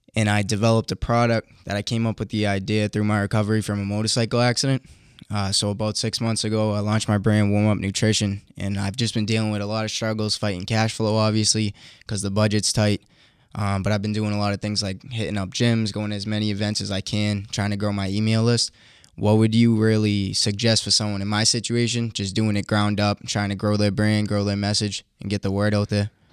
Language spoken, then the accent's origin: English; Boston, Massachusetts, United States; accent: Bostonian; I'm from Boston, Mass.